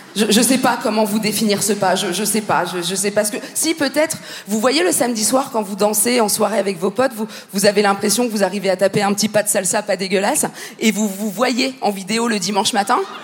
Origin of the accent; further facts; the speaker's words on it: Paris, Île-de-France, France; je suis, française, tout simplement. Et, moi, je suis française ascendant parisienne